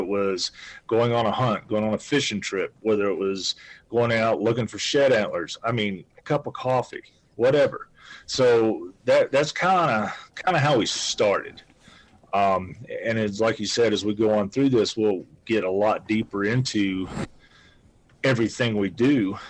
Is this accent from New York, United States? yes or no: no; North Carolina, United States; now in Wyoming, United States; I've only lived in Wyoming for 16 years. So I'm originally from Western North Carolina.